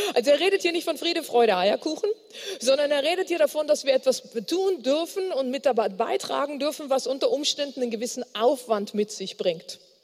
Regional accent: Bonn, North Rhine-Westphalia, Germany; ich komme aus Bonn

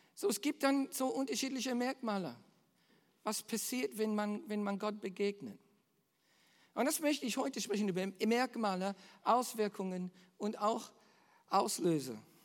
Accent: Australia; bei uns in Australien

